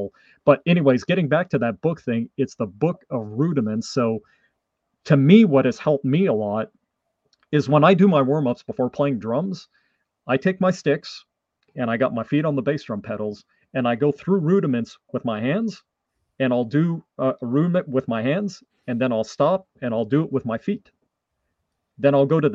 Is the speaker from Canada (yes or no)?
yes; Canada; first language French; English is a second language; my first language is French from Canada